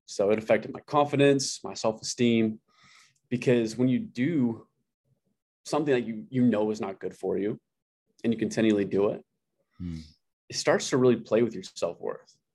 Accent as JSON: {"language": "English", "town": "Amarillo", "region": "Texas", "country": "United States", "tie": "born or raised there", "said": "I grew up in Amarillo, Texas"}